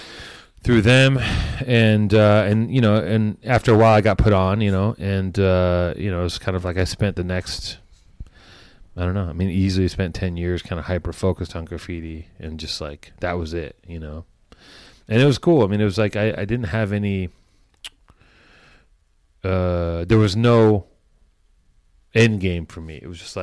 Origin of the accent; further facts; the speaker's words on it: Los Angeles, California, United States; I grew up in Venice.